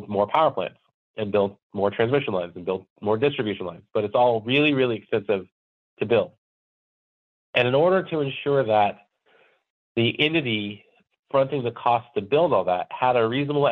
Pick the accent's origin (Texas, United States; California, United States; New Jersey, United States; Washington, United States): California, United States; now in Minnesota, United States; I grew up in California and I moved to Minnesota from California